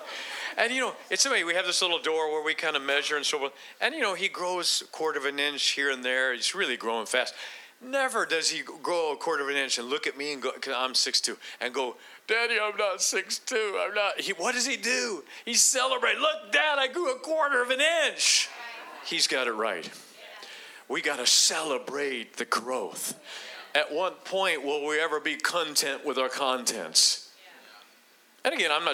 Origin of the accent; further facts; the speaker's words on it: Akron, Ohio, United States; moved away; I'm originally from Akron, Ohio